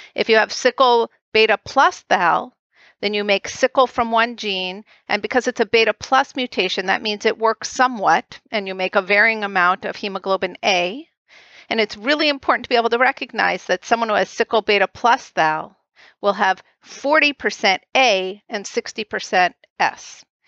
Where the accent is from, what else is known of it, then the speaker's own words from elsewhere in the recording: right outside of Boston, Massachusetts, United States; I grew up right outside of Boston